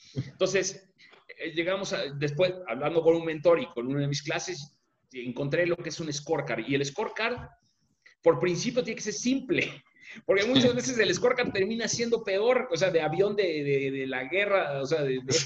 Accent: Mexico; como mexicanos

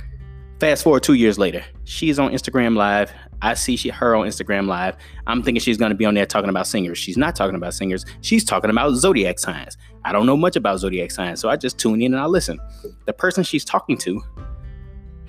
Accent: Chicago, Illinois, United States; I'm from Chicago.

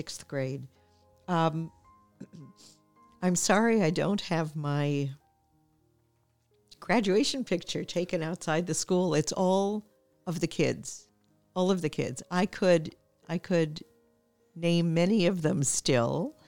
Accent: New York City, New York, United States; I grew up in New York City in an area called Washington Heights

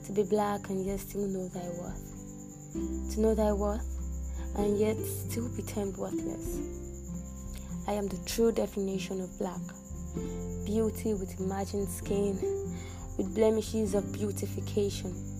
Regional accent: Nigeria; I'm from Nigeria

